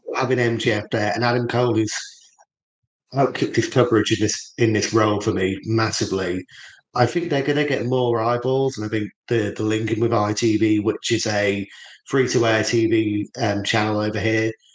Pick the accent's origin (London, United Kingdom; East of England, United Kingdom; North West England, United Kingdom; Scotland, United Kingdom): East of England, United Kingdom; Norwich; moved away; so I lived in Norwich, where Terrell was born and brought up. for the bulk of my sort of childhood